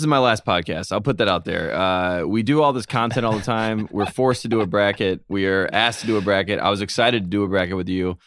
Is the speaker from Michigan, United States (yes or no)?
no; Henderson, North Carolina, United States; Go to my hometown, and you see where I'm from